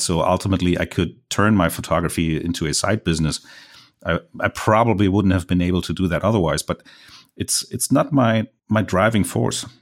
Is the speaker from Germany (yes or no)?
yes; Germany; accent: German; English is a second language; I'm a German landscape photographer, so mind my accent